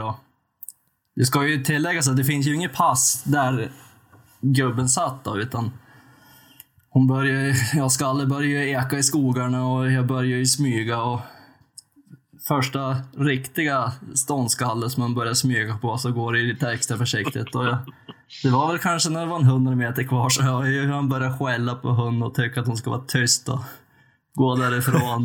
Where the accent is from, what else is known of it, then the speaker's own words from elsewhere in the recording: western Jämtland, Sweden; född och uppvuxen i västra Jämtland